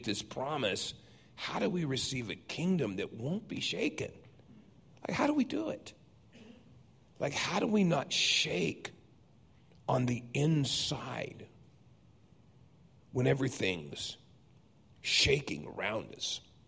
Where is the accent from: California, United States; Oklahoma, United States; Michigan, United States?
California, United States; San Diego; I grew up in Southern California. Everything shook there all the time. I mean, I can remember as a boy in San Diego looking out and the street turned into ocean.